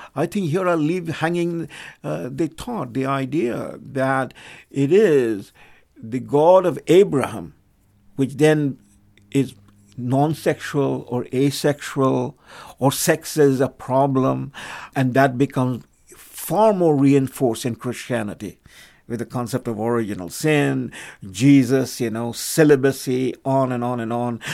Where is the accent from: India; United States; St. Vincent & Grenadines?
India; moved away; I come from India